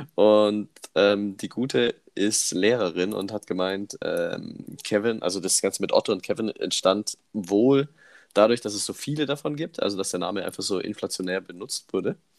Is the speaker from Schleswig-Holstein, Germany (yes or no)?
no; Immenstadt, Bavaria, Germany; bei uns damals in Immenstadt, wo ich groß geworden bin